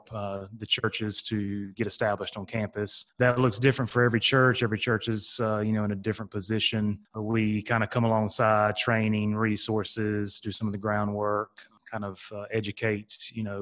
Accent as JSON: {"language": "English", "region": "North Carolina", "country": "United States", "tie": "born or raised there", "said": "I'm from North Carolina, East Coast, and born and raised there"}